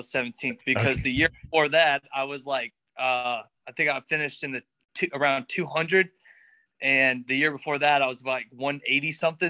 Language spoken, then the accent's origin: English; West End, North Carolina, United States; also born or lived in Pinehurst; From North Carolina. I was born in Pinehurst, North Carolina, and lived about, I don't know which direction it was, but I lived in a little town called West End.